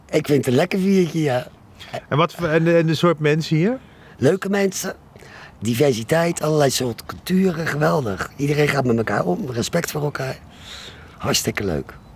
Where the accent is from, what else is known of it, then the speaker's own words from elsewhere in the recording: Rotterdam, South Holland, Netherlands; Ik ben in de Dirk Damenstraat geboren. Ja. En ik heb in Spangen op school gezeten. Ik heb in de Spartastraat gewoond. Zo. En nu woon ik in de Justus van Effenstraat.